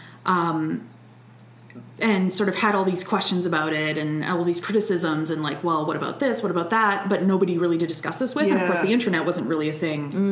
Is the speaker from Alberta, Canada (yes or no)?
yes; Alberta, Canada; moved away; also born or lived in Montreal; I'm from Alberta. I can't do the French